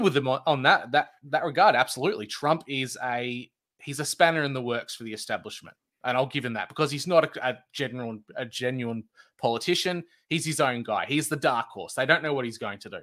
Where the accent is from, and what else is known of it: Australia